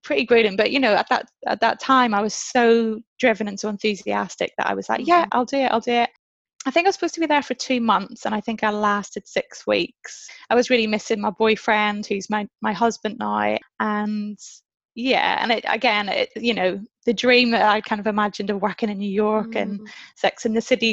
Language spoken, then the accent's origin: English; Northern Ireland, United Kingdom; moved away as an adult; also born or lived in London; I grew up in Northern Ireland